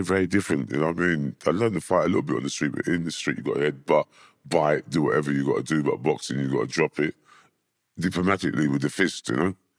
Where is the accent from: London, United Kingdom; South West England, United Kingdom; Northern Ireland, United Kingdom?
London, United Kingdom; also born or lived in Hammersmith; I was born in Hammersmith. Um, when I was three, I moved, my mum moved to Wandsworth, so I was brought up in Wandsworth, um, area.